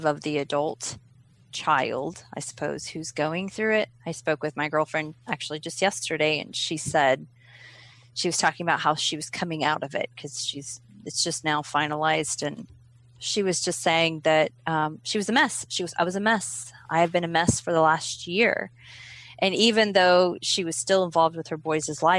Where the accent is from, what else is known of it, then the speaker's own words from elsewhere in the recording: Oklahoma, United States; moved away as an adult; I'm from Oklahoma